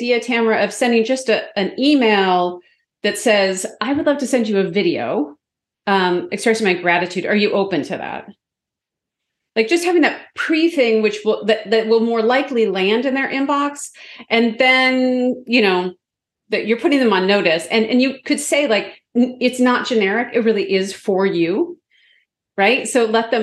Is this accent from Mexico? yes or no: no; Canada; I'm also from Canada